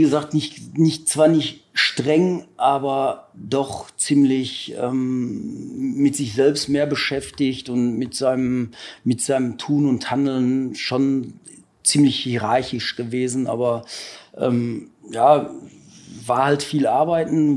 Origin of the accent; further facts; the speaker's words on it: Ruhr area, North Rhine-Westphalia, Germany; bei uns im Ruhrgebiet